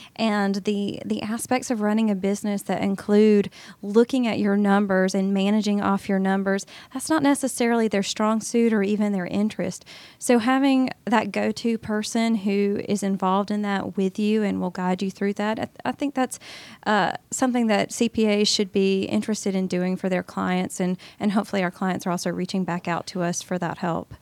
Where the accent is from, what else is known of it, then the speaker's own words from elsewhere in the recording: Augusta, Georgia, United States; moved away as an adult; now in Atlanta, United States; my hometown of Augusta